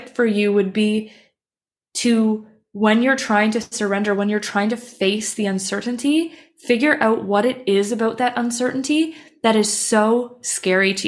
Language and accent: English; Canada; moved away as an adult; now in Copenhagen, Denmark; I'm Canadian, but I'm living in Copenhagen, Denmark